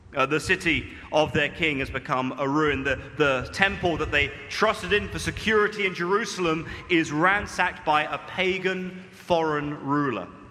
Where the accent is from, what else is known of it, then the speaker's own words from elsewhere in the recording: United Kingdom; moved away as an adult; now in Malaysia; my true identity as a British man